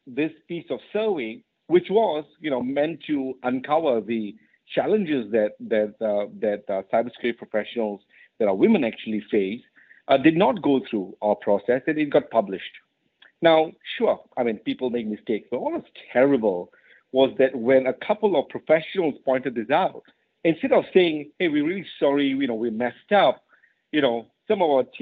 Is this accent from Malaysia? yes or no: yes; Malaysia; moved away as an adult; also born or lived in United Kingdom / United States; I was born and raised in Malaysia